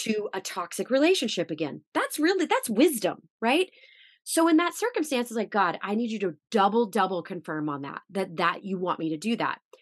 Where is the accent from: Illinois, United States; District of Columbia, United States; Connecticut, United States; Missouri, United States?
Missouri, United States; moved away as an adult; also born or lived in New York; I'm from Missouri, by the way, so I'm like this Midwestern girl